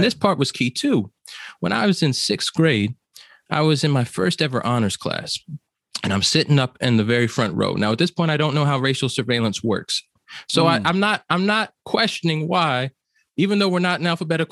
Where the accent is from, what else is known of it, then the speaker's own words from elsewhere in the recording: New Jersey, United States; growing up in New Jersey